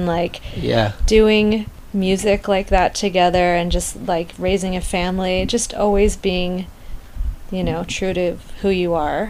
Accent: Taos, New Mexico, United States; So I call it Southwestern Honky Tonk because I'm from New Mexico.

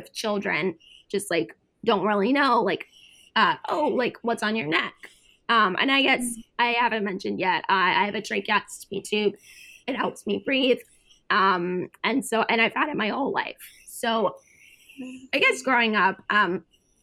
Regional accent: United States; also born or lived in Georgia, United States / Boston, Massachusetts / North Carolina; I grew up, I was born in Georgia, and then I grew up in Boston and North Carolina.

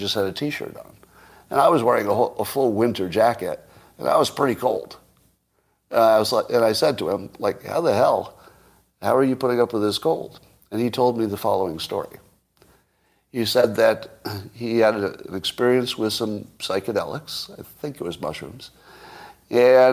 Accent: New York, United States; moved away; I grew up in New York

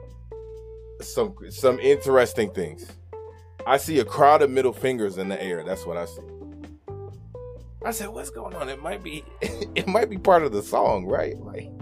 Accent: Michigan, United States; Salute to Michigan, my home state

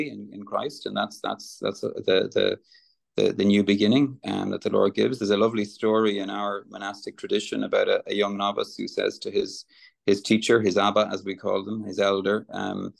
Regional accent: Ireland; I'm I'm Irish

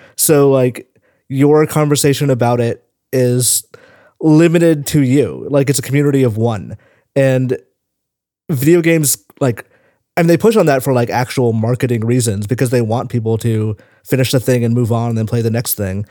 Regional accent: Tennessee, United States; moved away as an adult; now in San Francisco, United States; I was born in Tennessee

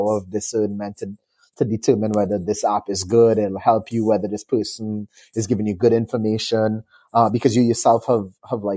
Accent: Trinidad & Tobago; moved away as an adult; now in Canada; I'm from a small Caribbean island called Trinidad and Tobago

